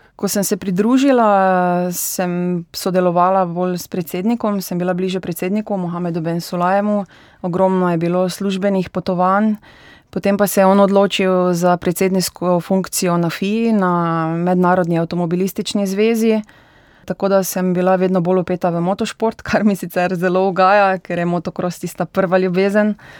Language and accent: Slovenian; Slivnica, Styria, Slovenia; moved away as an adult; now in Dubai, United Arab Emirates; prihajam iz Slivnice oziroma Orehove vasi, kjer je ena najbolj znanih motokrosprog v Sloveniji